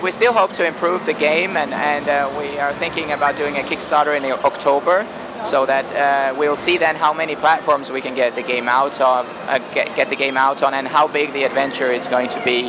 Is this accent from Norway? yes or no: yes; Norway; I grew up in Norway